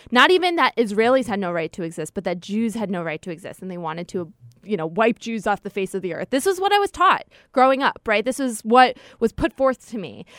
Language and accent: English; United States; a Jew growing up in America